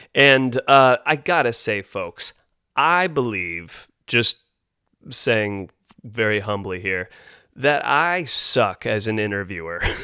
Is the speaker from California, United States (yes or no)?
yes; Carmel Highlands, California, United States; born or raised there